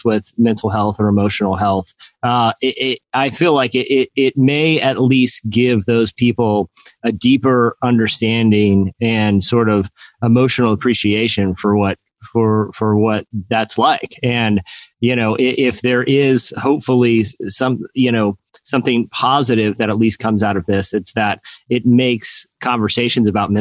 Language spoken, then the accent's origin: English; Norfolk, Virginia, United States; I was born in Norfolk and I live in Virginia